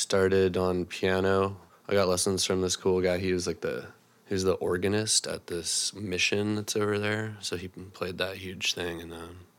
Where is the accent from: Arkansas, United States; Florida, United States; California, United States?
California, United States; Monterey; moved away as an adult; now in Seattle, United States; I grew up in around Monterey, California, about 2 hours south of San Francisco. Oh. Monterey, Carmel area. Very pretty, but lots of old people.